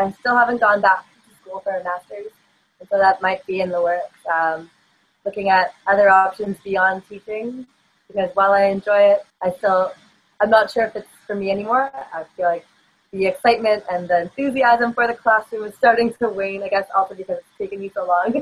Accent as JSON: {"language": "English", "town": "Toronto", "region": "Ontario", "country": "Canada", "tie": "born or raised there", "also_born_or_lived": "Sapporo, Japan", "moved": "as an adult", "lives_now": "Prince Rupert, Canada", "said": "where I grew up in Toronto, of 6 million"}